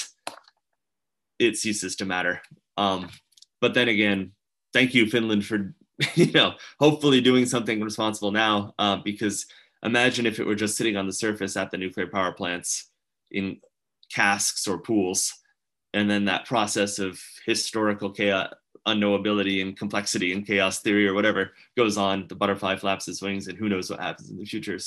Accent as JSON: {"language": "English", "country": "United States", "said": "I'm American"}